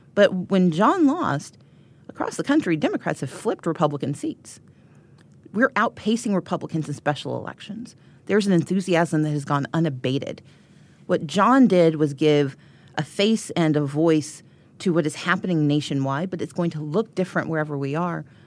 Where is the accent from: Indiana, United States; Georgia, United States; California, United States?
Georgia, United States; I'm from Georgia